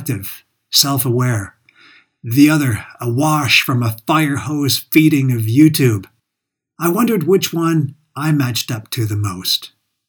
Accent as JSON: {"language": "English", "town": "Calgary", "region": "Alberta", "country": "Canada", "tie": "born or raised there", "said": "my hometown, Calgary"}